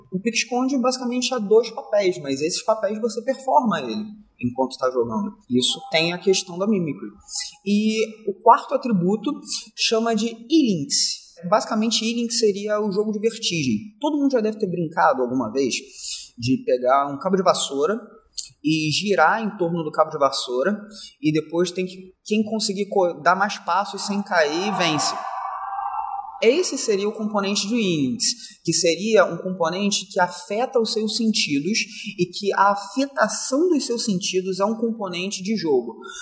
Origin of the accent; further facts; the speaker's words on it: Rio de Janeiro, Brazil; eu sou da zona norte do Rio de Janeiro, sou cria do Complexo do Alemão.